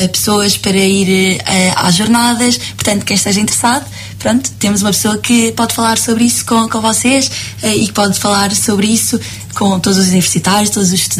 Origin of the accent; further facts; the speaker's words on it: Cascais, Lisbon, Portugal; sou da zona de Lisboa, sou de Cascais, ao beira-mar